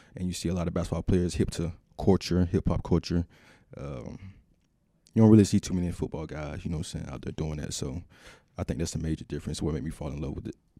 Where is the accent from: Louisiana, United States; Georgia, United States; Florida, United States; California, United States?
Georgia, United States; moved away as an adult; also born or lived in Minnesota; because being from the South, I'm from Georgia, but I grew up in a country town, small town.